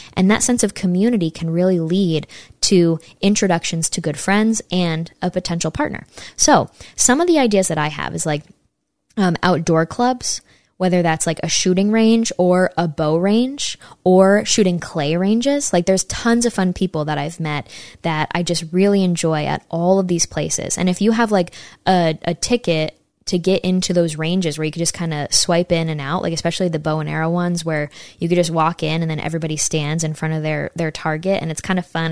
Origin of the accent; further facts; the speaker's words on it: Saratoga Springs, New York, United States; right near my hometown in Saratoga, New York